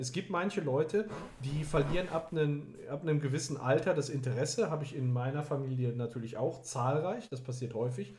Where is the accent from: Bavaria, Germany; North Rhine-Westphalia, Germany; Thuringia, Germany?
North Rhine-Westphalia, Germany; Gelsenkirchen; now in Oberhausen, Germany; meine Heimat anschaue. Gelsenkirchen-Bur beispielsweise, damit, äh, da fühle ich mich richtig heimisch oder inzwischen hier auch in Oberhausen